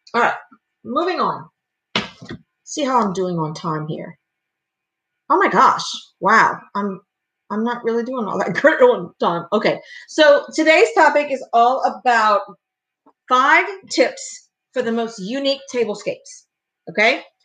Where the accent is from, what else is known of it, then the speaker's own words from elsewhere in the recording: Louisiana, United States; I'm from Louisiana. We Cajun